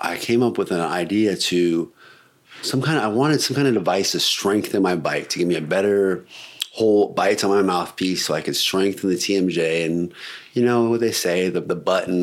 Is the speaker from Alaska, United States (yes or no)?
yes; Alaska, United States; I'm from Alaska, born and raised.